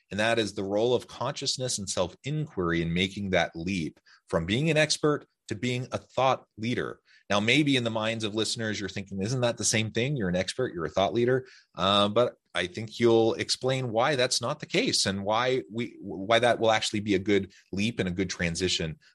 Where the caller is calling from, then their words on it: Utah, United States; I'm south of Salt Lake City in Utah.